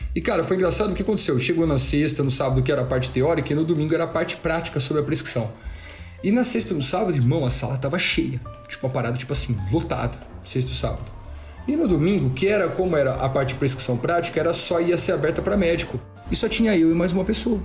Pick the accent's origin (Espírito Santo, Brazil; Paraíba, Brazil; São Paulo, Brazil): São Paulo, Brazil; Ribeirão Preto; Sou daqui do interior de São Paulo, de Ribeirão Preto